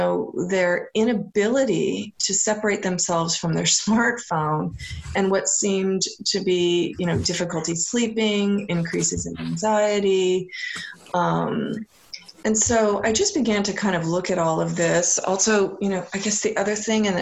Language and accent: English; California, United States; now in Seattle, United States; growing up in California